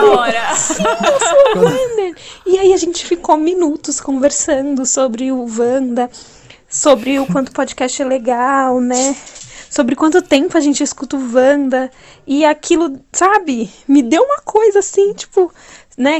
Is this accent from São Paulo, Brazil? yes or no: yes; São Paulo, Brazil; sou de São Paulo